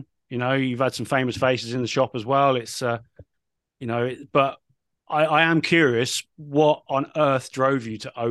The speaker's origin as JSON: {"language": "English", "area": "Cornwall", "region": "South West England", "country": "United Kingdom", "tie": "born or raised there", "said": "growing up in Cornwall"}